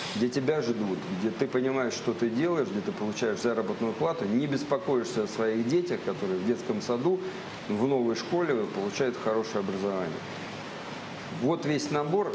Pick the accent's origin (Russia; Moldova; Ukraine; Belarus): Russia; Saint Petersburg; also born or lived in Kursk Oblast; now in Kursk, Russia; Я мальчик из Ленинграда